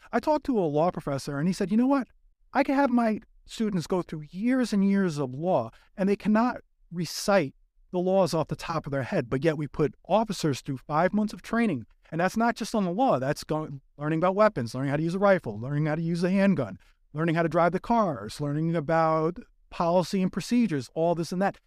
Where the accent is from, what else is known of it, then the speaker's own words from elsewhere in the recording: New York, United States; now in Los Angeles, United States; I'm originally from New York